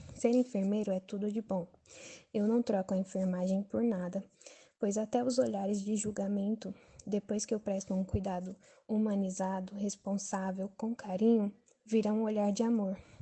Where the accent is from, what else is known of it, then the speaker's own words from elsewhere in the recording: São Paulo, Brazil; sou de Interlagos, Zona Sul, São Paulo, capital